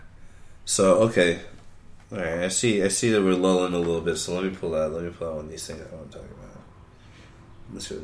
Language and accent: English; United States; American. I'm definitely American